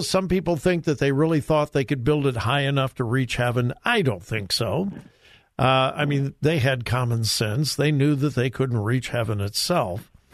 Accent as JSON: {"language": "English", "region": "California", "country": "United States", "tie": "born or raised there", "said": "my home state"}